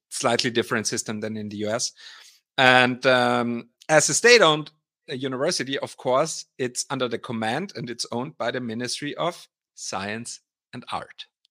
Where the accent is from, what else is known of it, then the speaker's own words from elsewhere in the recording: Austria; moved away as an adult; now in Weihenstephan, Germany; I'm actually Austrian. So I'm, I'm from Austria originally, and I moved eighteen years ago to Weinstephan to study here